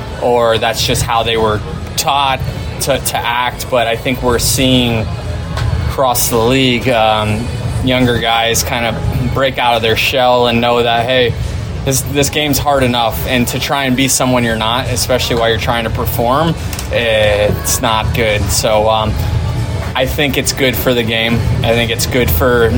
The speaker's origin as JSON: {"language": "English", "town": "Tampa", "region": "Florida", "country": "United States", "tie": "born or raised there", "said": "it's my hometown"}